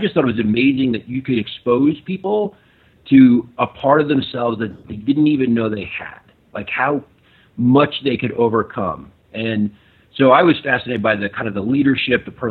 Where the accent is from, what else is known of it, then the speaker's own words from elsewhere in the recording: New Jersey, United States; also born or lived in New York City; I was born in New York City, and we moved to New Jersey when we were little.